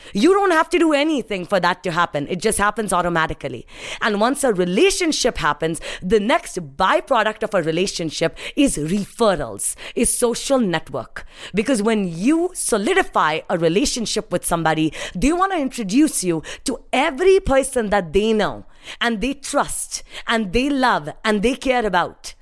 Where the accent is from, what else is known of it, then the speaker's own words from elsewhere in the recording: India; moved away as an adult; now in United States; my life growing up in India, uh, standing underneath a street light, not having electricity